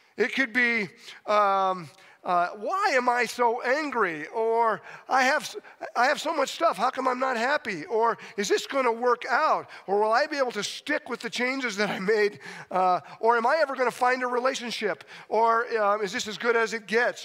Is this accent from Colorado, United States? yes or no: yes; Steamboat Springs, Colorado, United States; I love being in Steamboat. Uh, it's my hometown. I graduated from high school here